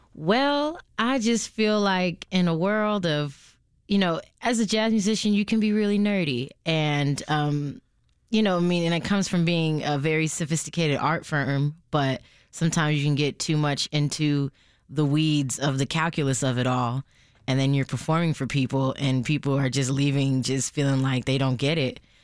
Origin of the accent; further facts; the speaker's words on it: Chicago, Illinois, United States; growing up in Chicago